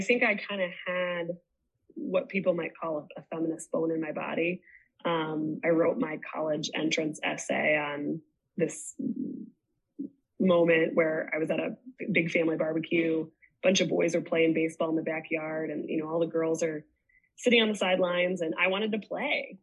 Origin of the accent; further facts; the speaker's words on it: Indiana, United States; moved away as an adult; also born or lived in Chicago; now in Pennsylvania, United States; I was raised Catholic in Indiana